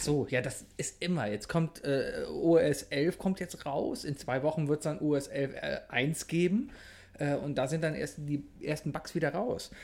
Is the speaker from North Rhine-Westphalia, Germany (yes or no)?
yes; Cologne, North Rhine-Westphalia, Germany; ich als Kölner